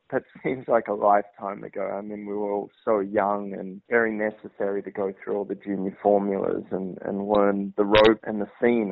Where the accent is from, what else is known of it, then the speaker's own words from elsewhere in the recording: Australia; now in United States; being an Australian in America